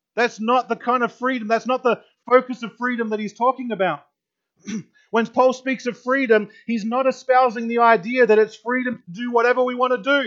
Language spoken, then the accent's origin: English; Australia; moved away as an adult; now in United States; I grew up in Australia for 22 years in Australia, and then I came over here, and here in America